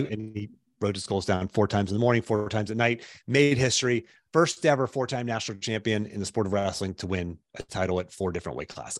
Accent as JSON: {"language": "English", "town": "Pittsburgh", "region": "Pennsylvania", "country": "United States", "tie": "born or raised there", "moved": "as an adult", "lives_now": "Charlottesville, United States", "said": "I grew up in Pittsburgh"}